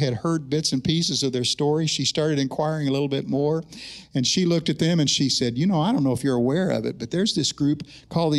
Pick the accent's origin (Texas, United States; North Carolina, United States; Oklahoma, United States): Oklahoma, United States; I was pastoring in the eastern part of my home state